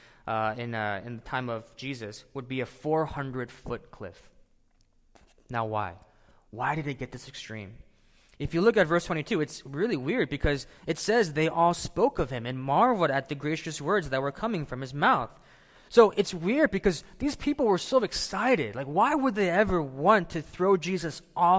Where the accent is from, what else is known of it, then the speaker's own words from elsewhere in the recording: St. Louis, Missouri, United States; moved away; I grew up in St. Louis, Missouri